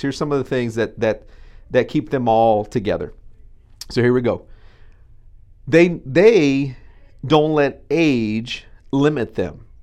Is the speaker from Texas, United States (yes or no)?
yes; Texas, United States; we're Texan